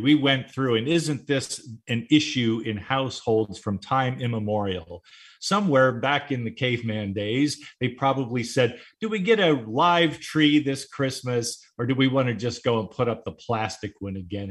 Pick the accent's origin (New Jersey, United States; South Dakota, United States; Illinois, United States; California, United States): California, United States; Orange County; growing up in Orange County, seven miles from Disneyland